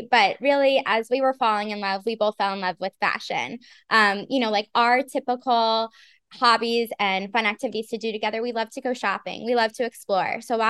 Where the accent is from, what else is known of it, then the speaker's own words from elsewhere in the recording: Orlando, Florida, United States; moved away as an adult; now in New York, United States; So I am 37 and Michael's 38. We're both originally from Florida. I'm from Orlando, Florida. Michael's from Miami, Florida. And we've lived in New York for about 15 years.